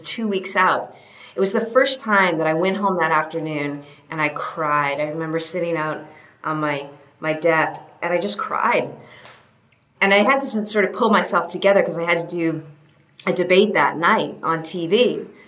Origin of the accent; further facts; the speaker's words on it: New Hampshire, United States; moved away; I grew up in New Hampshire